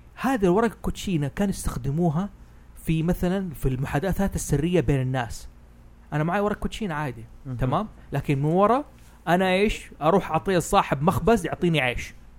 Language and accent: Arabic; Hejaz, Saudi Arabia; أنا حجازي